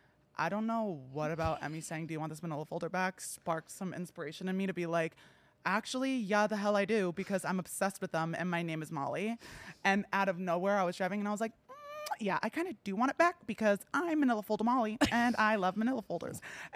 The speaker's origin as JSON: {"language": "English", "region": "New Jersey", "country": "United States", "lives_now": "Los Angeles, United States", "said": "I'm New Jersey."}